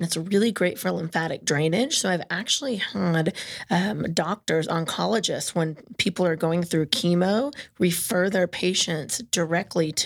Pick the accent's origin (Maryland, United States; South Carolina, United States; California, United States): California, United States; moved away; I'm from California